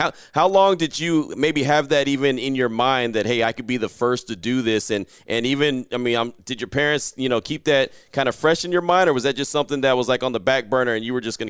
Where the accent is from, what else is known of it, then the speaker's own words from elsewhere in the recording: California, United States; I'm originally a California dude as well.